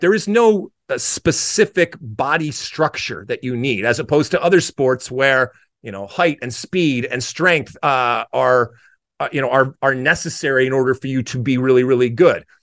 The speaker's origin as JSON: {"language": "English", "country": "United States", "tie": "born or raised there", "said": "I grew up, and as an American playing soccer in the seventies and eighties"}